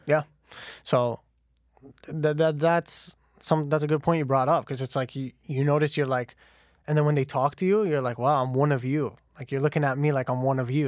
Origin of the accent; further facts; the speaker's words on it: Canada; born and raised in Canada